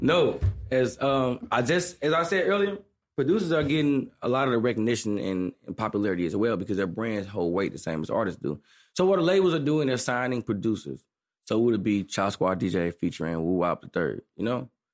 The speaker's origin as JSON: {"language": "English", "town": "St. Louis", "region": "Missouri", "country": "United States", "said": "I'm from Saint Louis, Missouri."}